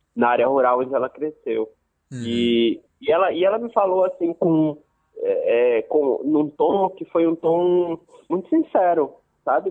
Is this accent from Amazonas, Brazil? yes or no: yes; Manaus, Amazonas, Brazil; also born or lived in Santarém, Pará / Maraã, Amazonas; eu, eu, cresci em Manaus, né, principalmente. Eu fiquei, vivi até os cinco anos em Santarém, no Pará, e aí é, com seis já estava em Manaus